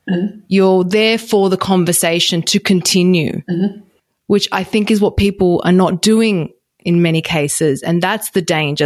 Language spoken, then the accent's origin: English; Australia; I'm Australian